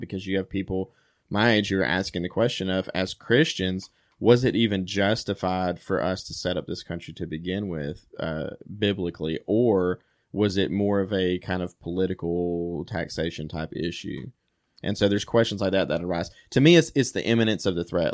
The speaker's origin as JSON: {"language": "English", "country": "United States", "said": "as an American"}